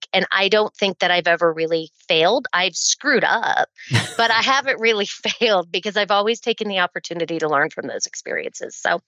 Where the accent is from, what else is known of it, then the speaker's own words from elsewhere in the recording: Oklahoma, United States; born there; also born or lived in Pittsburgh, Pennsylvania; My dad was in the Air Force, so we did tour around a little bit. I was born near Tinker Air Force Base.